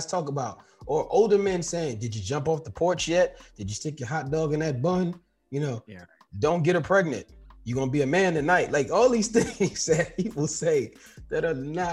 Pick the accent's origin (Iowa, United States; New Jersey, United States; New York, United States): New York, United States; New York City; Growing up in New York City, we used to ride the train